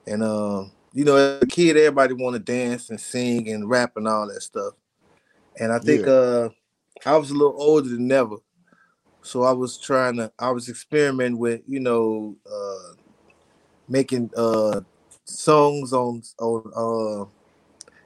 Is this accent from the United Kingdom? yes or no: no; Chicago, Illinois, United States; where we grew up